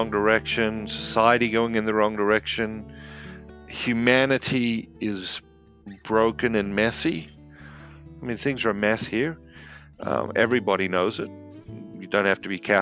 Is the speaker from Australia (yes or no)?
yes; Sydney, New South Wales, Australia; now in United States; I grew up in Sydney, Australia, and I live here in the United States now.